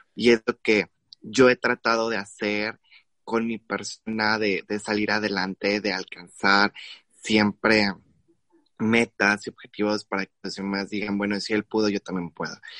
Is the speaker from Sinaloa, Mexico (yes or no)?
no; Guerrero, Mexico; Yo soy del estado de Guerrero